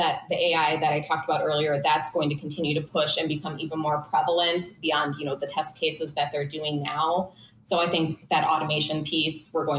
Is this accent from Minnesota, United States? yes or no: yes; Minnesota, United States; But yeah. I'm from Minnesota.